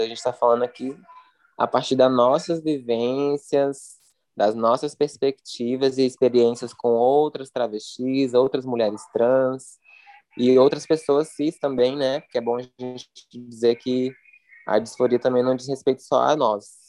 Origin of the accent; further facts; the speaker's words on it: Brasília, Federal District, Brazil; now in São Paulo, Brazil; sou de Brasília e morando em São Paulo